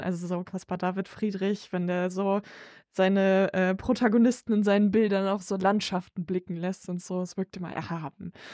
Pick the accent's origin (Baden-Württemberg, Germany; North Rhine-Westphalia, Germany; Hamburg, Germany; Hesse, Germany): North Rhine-Westphalia, Germany; near Bonn; ich komme halt aus der Nähe von Bonn